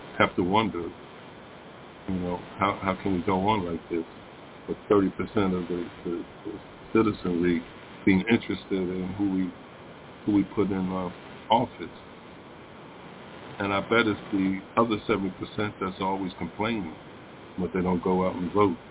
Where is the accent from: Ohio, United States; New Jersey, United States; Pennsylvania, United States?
Pennsylvania, United States; Philadelphia; moved away; I was growing up in Philadelphia